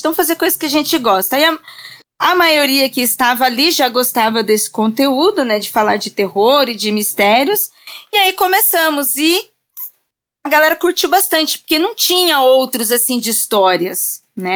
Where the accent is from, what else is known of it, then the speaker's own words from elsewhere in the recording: Registro, São Paulo, Brazil; now in São Paulo, Brazil; Eu sou eu sou do interior. Eu estou hoje em São Paulo, mas eu sou do interior. Eu sou da cidade de Registro